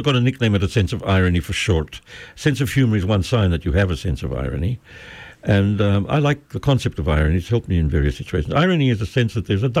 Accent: Australia; also born or lived in United States; now in Mexico; when I was growing up in Australia reading Mark Twain

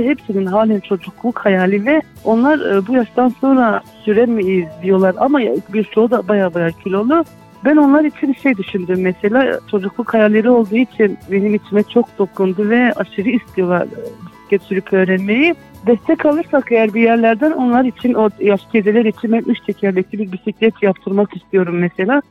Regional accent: Derik, Mardin, Turkey; moved away as an adult; also born or lived in Izmir / Diyarbakır; now in Derik, Turkey; Mardin Delik'te doğup büyüdüm

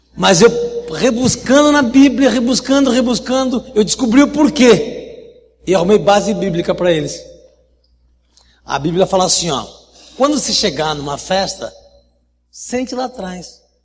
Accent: Guaratuba, Paraná, Brazil; now in São Paulo, Brazil; sou paranaense de Guaratuba, litoral do Paraná

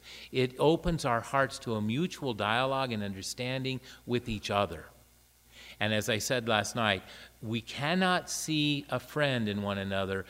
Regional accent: Iran; English is a second language; moved away; unable to speak a word of English. And knowing that I was representing Muslims because I was from Iran, how hard is that to understand?

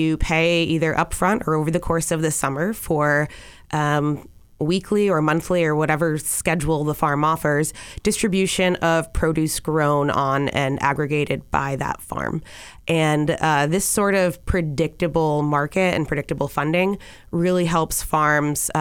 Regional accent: Easthampton, Massachusetts, United States; I grew up on Lovefield Street

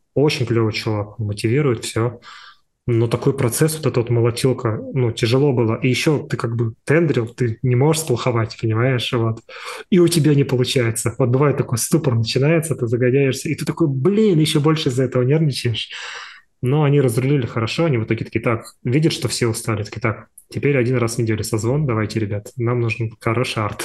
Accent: Ulan-Ude, Buryatia, Russia; moved away as an adult; also born or lived in Moscow / Turkey; я же вообще из вообще же из, из глубинки, из Сибири, я из Улан-Удэ

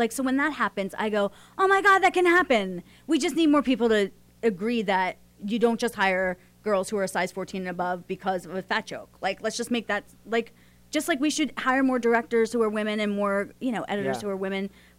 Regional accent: Ireland; I came from Ireland. I was back in Ireland a couple

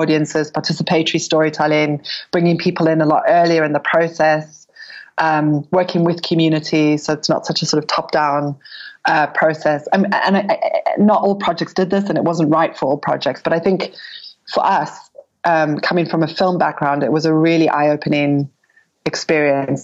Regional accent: South Africa; also born or lived in United Kingdom / New York, United States; now in Cape Town, South Africa; I was born in South Africa and I had lived in the UK and then in New York for many years. I was in New York for over a decade

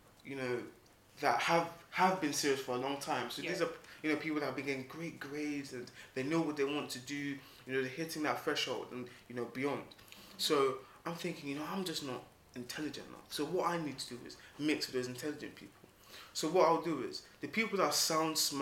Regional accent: Nigeria; I'm Nigerian

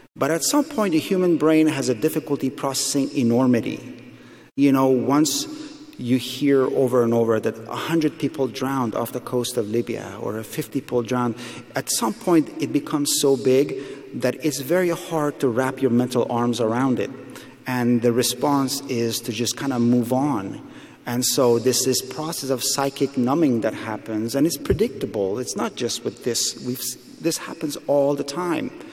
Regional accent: Afghanistan; moved away; I'm from Afghanistan

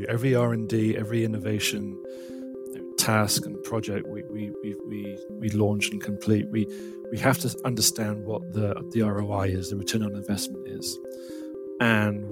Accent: United Kingdom; I'm British. I'm based in the UK

